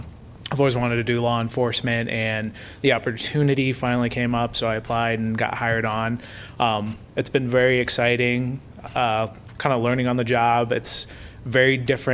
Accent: Coralville, Iowa, United States; I'm originally from Coralville, but I've grown up in the area, so I kind of know Iowa City a little bit.

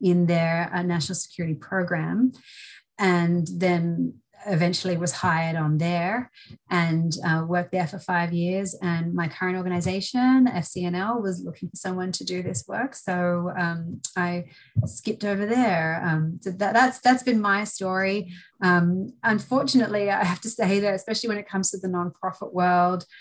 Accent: Australia; moved away as an adult; now in United States; I'm originally from Australia. I studied law there.

